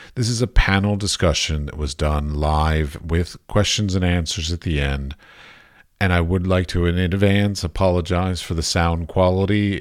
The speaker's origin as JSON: {"language": "English", "country": "United States", "moved": "yes", "lives_now": "Prague, Czechia", "said": "I'm from America, but I live in Prague"}